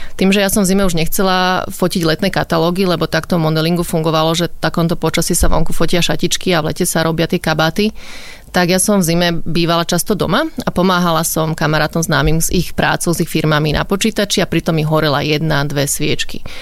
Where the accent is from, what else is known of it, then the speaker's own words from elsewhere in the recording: Bratislava, Bratislava Region, Slovakia; Ja som už z Bratislavy, ale moja mamina pochádza zo Zlatých Moraviec a otec je z Komárna